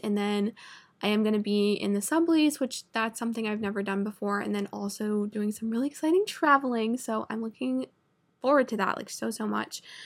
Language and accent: English; Vermont, United States; moved away; I'm from Vermont, which is literally, like, the most north, like, cold